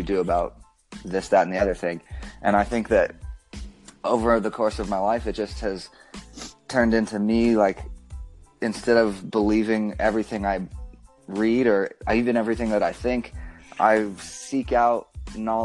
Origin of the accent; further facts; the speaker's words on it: Bozeman, Montana, United States; now in Las Vegas, United States; stay in Bozeman, which is where I grew up, and finish high school